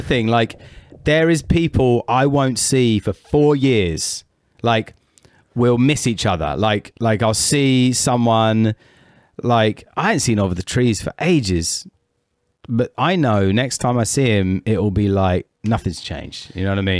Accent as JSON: {"language": "English", "country": "United Kingdom", "said": "I'm British"}